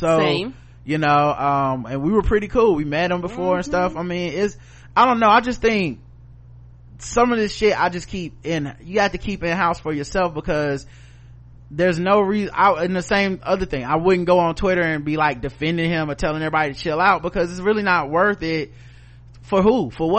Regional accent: Canada; So while I'm a Canadian, I had my Thanksgiving a month ago.

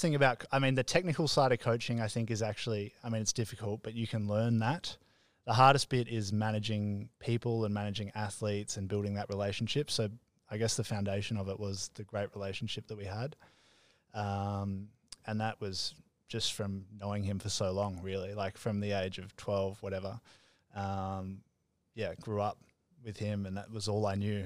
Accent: Melbourne, Victoria, Australia; moved away as an adult; now in Gold Coast, Australia; I grew up in Melbourne my whole life.

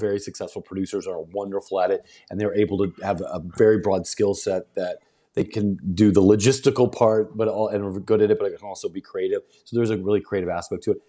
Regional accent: St. Louis, Missouri, United States; moved away; also born or lived in the Ozarks / Northeast Arkansas / West Tennessee / Memphis; I grew up right outside Saint Louis

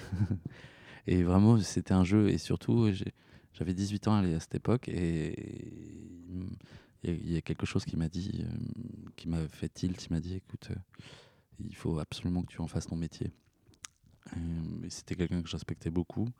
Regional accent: Poitiers, Nouvelle-Aquitaine, France; Poitiers, qui est ma ville natale

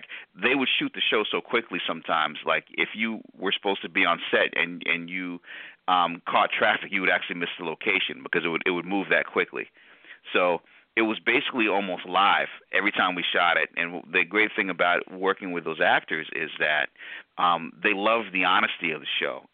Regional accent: Storrs, Connecticut, United States; also born or lived in New Haven, Connecticut; I was born in New Haven, grew up in Storrs, Connecticut

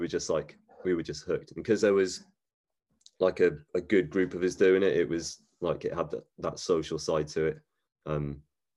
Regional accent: Gloucester, South West England, United Kingdom; in my hometown

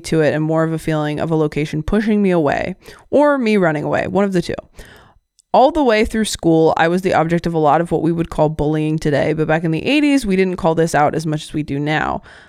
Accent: Uniontown, Ohio, United States; that's right down the road from where I grew up in Uniontown and in the same county. I've heard people say that Ohio is a great place to be from

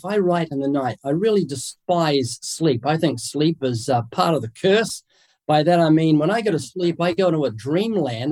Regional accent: New Zealand; accent: New Zealand; moved away as an adult; now in United States; I'm originally from New Zealand. That's what the accent is. I was born there twice, came to the US about 33 years ago

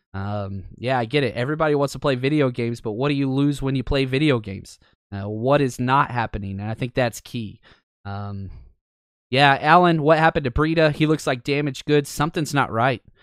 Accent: Dallas, Texas, United States; I grew up in Dallas.

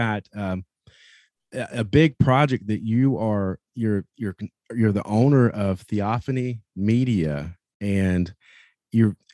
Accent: North Carolina, United States; I'm from North Carolina.

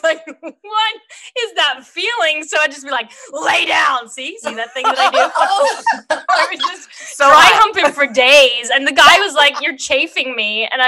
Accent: Australia; moved away as an adult; now in United States

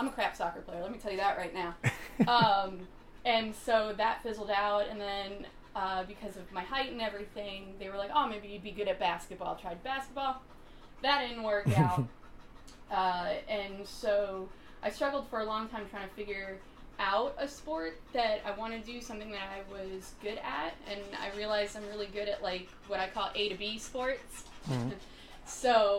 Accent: York, Pennsylvania, United States; also born or lived in Chicago / Georgia / Utah; I came down here from Pennsylvania. I came from an area called York, which is around the border of Lancaster, but that is not my first home.

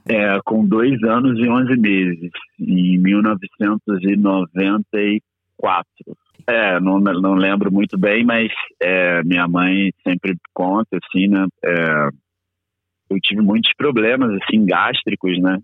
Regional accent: Areal, Rio de Janeiro, Brazil; also born or lived in Petrópolis; eu nasci em Petrópolis e morei a minha infância inteira, basicamente, em Areal

